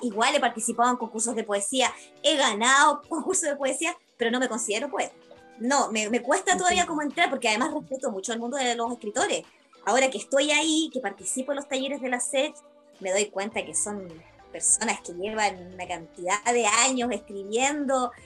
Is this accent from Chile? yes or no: yes; Valparaíso, Chile; moved away; yo soy oriunda de Valparaíso